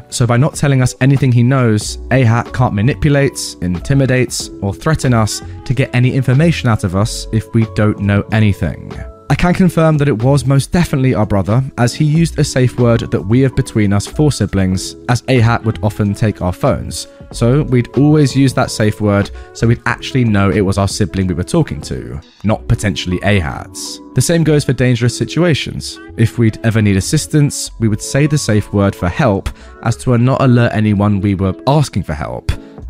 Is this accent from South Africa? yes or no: no; Australia; Number one, I am from Australia, which might clarify some confusion.